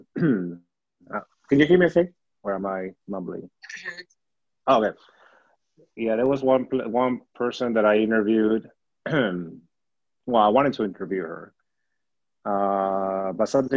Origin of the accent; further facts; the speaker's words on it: Peru; accent: Peruvian; now in United States; growing up in Peru, I was living by the beach